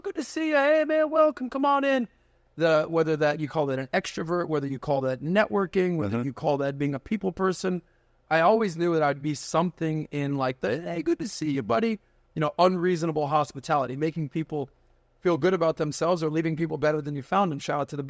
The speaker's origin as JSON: {"language": "English", "region": "Ohio", "country": "United States", "said": "Like, I'm from Ohio, right? I'm from Ohio."}